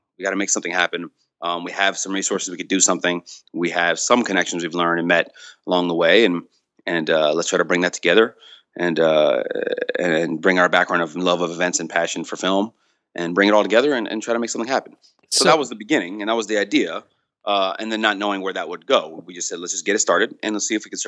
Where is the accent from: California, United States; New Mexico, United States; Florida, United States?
Florida, United States; Miami; moved away as an adult; now in Los Angeles, United States; Theo and I grew up together in Miami